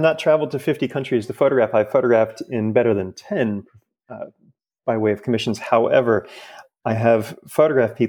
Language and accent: English; Fort Lauderdale, Florida, United States; now in New York, United States; I grew up in Fort Lauderdale